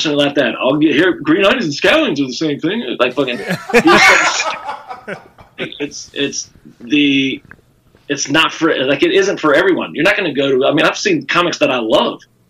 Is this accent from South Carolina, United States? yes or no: yes; Spartanburg, South Carolina, United States; moved away as an adult; now in Wisconsin, United States; I was born in Spartanburg, South Carolina. It's upstate South Carolina